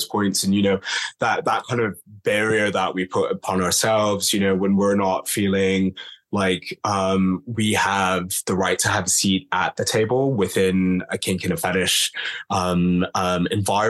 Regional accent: Toronto, Ontario, Canada; now in London, United Kingdom; I'm from Toronto originally, but I grew up in the London fetish scene effectively. So as a 17-year-old

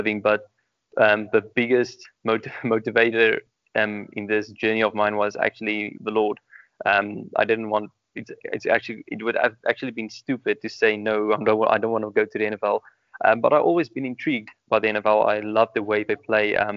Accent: South Africa; born or raised there

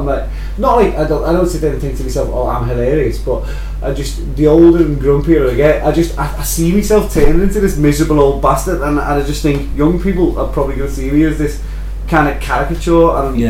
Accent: United Kingdom; Being British?

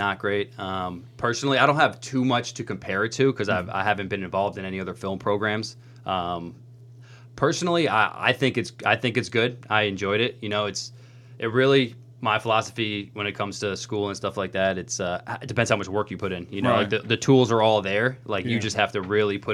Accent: New York, United States; moved away as an adult; also born or lived in San Diego / Albany; now in Los Angeles, United States; So originally I'm from New York. I moved here to San Diego about 4 years ago.

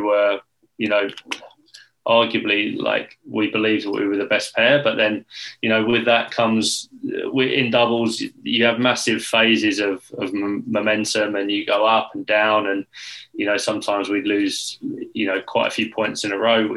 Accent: England, United Kingdom; we as English players

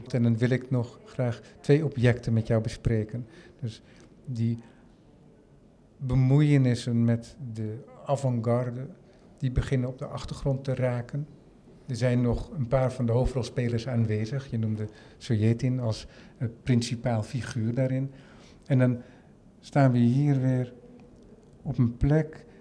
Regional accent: Netherlands; voor mij als Nederlander

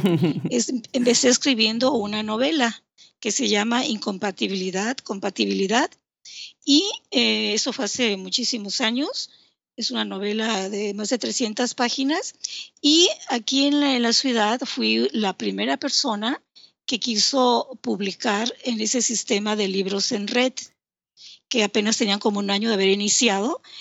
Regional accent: Villahermosa, Tabasco, Mexico; also born or lived in Mérida, Yucatán; nací en Mérida, Yucatán, pero siempre he radicado aquí en Tabasco.

